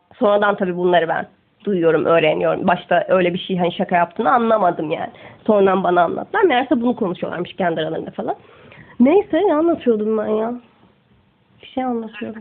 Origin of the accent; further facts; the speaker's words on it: Istanbul, Turkey; also born or lived in Gaziosmanpaşa / Sultangazi; Ben Esenler'de doğmuşum